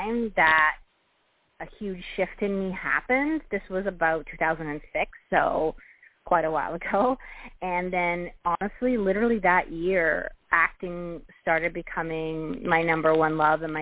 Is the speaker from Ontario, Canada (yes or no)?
no; Vancouver, British Columbia, Canada; now in Toronto, Canada; I'm from Vancouver originally, but I live in Toronto.